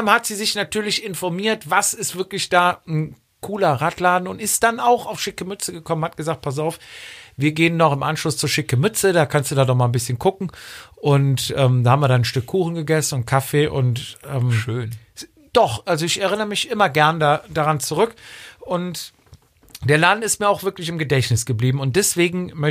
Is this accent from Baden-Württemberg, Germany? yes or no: no; Cologne, North Rhine-Westphalia, Germany; born there; ich bin gebürtiger Kölner, ne?